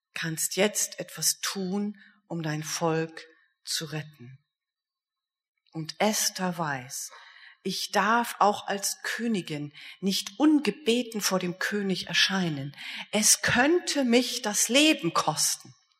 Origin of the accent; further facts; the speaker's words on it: Germany; ich komme ja nur aus Deutschland